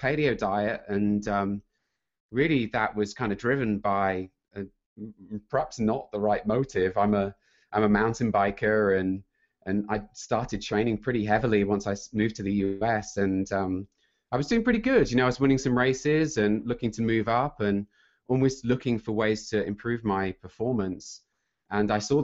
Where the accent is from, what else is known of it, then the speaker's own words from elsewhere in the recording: United Kingdom; accent: British; moved away as an adult; also born or lived in Sunnyvale, California; I'm British